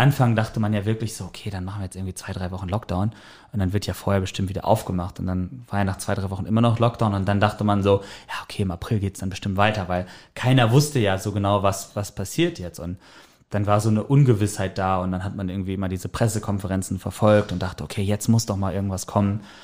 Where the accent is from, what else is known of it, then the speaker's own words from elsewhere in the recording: Sauerland, North Rhine-Westphalia, Germany; moved away as an adult; now in Hamburg, Germany; Ich komme gebürtig aus dem Sauerland